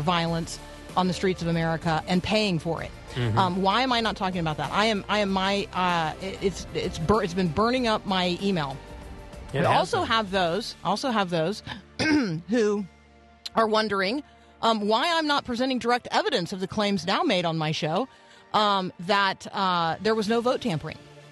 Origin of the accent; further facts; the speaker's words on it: Tampa, Florida, United States; I grew up in Tampa